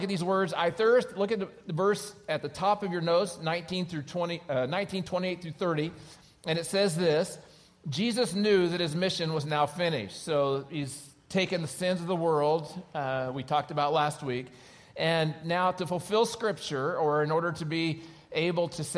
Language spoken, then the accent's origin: English; Oklahoma, United States; now in California, United States; I grew up in Oklahoma